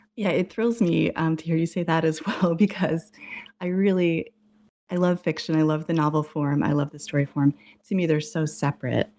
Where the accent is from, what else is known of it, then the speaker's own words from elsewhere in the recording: New England, United States; moved away as an adult; also born or lived in Massachusetts / Boston / Arizona; I grew up in New England, went to college in Massachusetts, and then worked in Boston for a number of years, and then I moved to Arizona